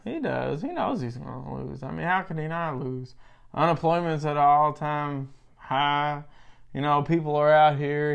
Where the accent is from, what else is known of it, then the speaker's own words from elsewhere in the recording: United States; as an American